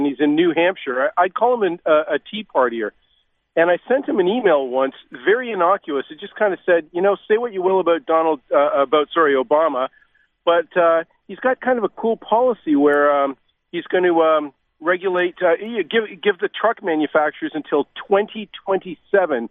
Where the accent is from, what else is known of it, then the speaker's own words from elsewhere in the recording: Canada; as a Canadian